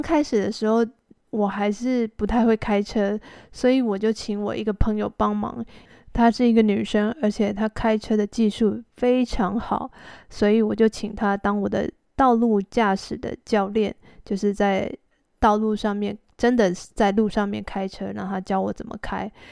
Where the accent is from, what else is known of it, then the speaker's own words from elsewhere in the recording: Taipei, Taiwan; also born or lived in Xizhi, New Taipei; 我的家本来是住在台北市区里面，到哪里都可以坐捷运